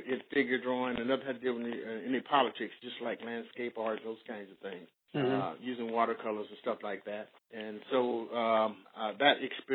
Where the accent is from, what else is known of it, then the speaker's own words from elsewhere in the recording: San Francisco, California, United States; also born or lived in Grand Rapids, Michigan; I came to from Michigan to California when I was about 7 or 8 years old